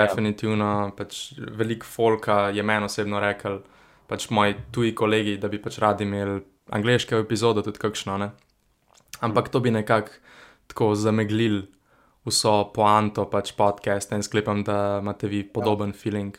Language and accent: Slovenian; Ljubljana, Central Slovenia, Slovenia; sem iz Črnuč